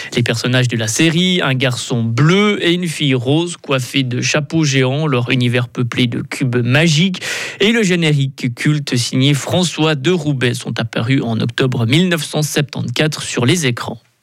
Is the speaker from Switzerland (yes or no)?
yes; Switzerland; chez nous, en Suisse